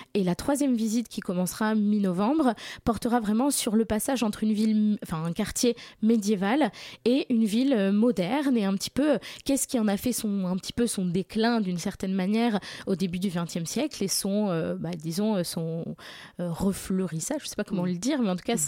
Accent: Warsaw, Masovian Voivodeship, Poland; now in Paris, France; j'ai grandi à Varsovie

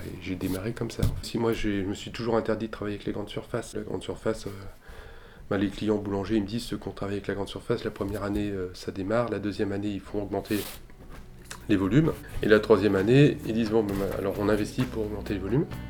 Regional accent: Haute-Savoie, Auvergne-Rhône-Alpes, France; moved away as an adult; also born or lived in Annecy / Massif des Bauges; j'ai grandi en Haute-Savoie. Euh, Annecy au début, puis après on, a habité dans le massif des Bauges

